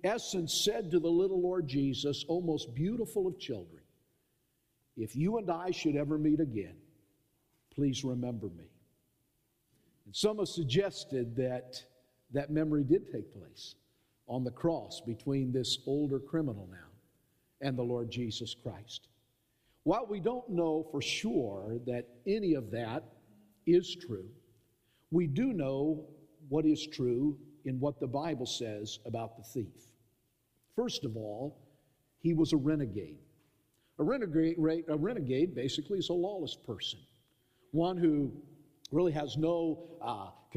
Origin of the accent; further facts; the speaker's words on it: Southern California, United States; growing up in Southern California, we went up to Los Angeles to Forest Lawn